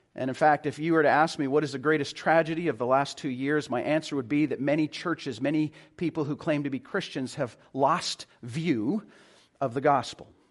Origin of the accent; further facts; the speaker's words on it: Calgary, Alberta, Canada; now in Vancouver, Canada; I'm originally from Calgary